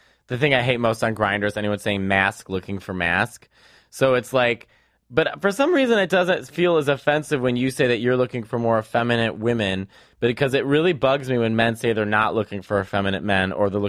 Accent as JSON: {"language": "English", "region": "Maine", "country": "United States", "said": "And you know what else? I'm from Maine."}